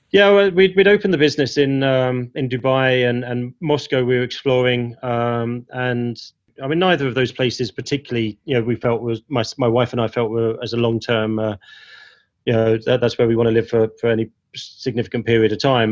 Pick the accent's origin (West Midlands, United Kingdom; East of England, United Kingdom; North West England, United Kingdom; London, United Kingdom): London, United Kingdom; Ilford; now in Hong Kong; growing up in Ilford